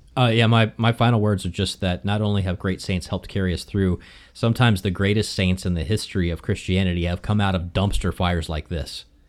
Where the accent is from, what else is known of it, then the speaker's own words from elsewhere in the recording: the South, United States; growing up in the South